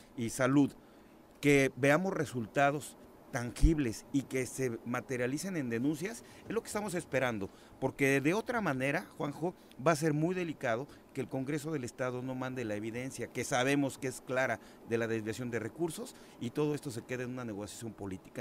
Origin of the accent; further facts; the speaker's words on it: Huitzilac, Morelos, Mexico; vengo criado de Huitzilac